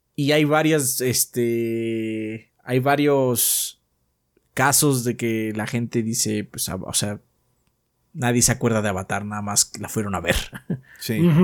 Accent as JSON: {"language": "Spanish", "country": "Mexico", "said": "soy mexicano"}